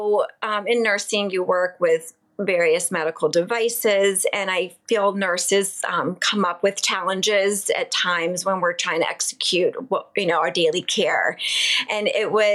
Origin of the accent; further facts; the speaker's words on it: Southern Maryland, United States; also born or lived in Baltimore; I grew up in Maryland, in Southern Maryland